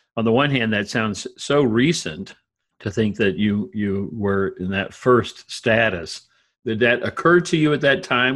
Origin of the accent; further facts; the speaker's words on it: Brownsville, Texas, United States; a, community in which I grew up